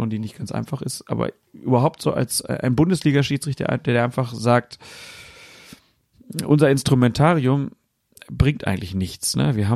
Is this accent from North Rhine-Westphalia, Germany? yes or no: no; Frankfurt, Hesse, Germany; selbst mir als Frankfurter haben sie gar nicht zugehört